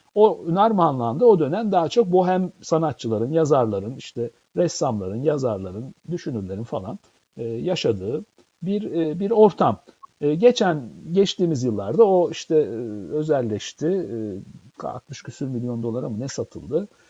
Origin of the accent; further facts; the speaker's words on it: Istanbul, Turkey; moved away; İstanbul'da doğdum büyüdüm